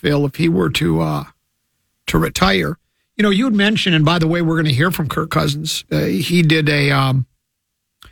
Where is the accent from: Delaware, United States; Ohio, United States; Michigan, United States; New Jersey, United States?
Michigan, United States; Detroit; I was born in Detroit